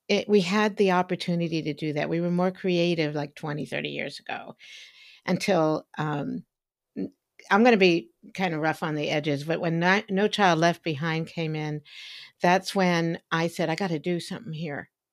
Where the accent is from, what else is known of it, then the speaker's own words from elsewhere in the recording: United States; I grew up in Washington, outside of Washington, D C during the civil rights movement